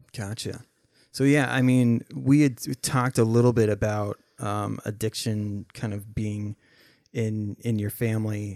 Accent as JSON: {"language": "English", "region": "Minnesota", "country": "United States", "tie": "born or raised there", "also_born_or_lived": "Oregon", "said": "growing up, uh, we moved from Oregon to Minnesota"}